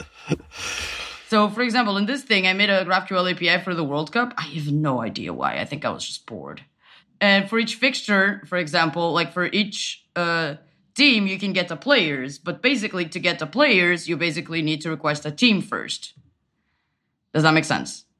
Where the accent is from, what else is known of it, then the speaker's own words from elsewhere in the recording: Portugal; moved away as an adult; now in Berlin, Germany; I am from Portugal. I moved to Berlin last year.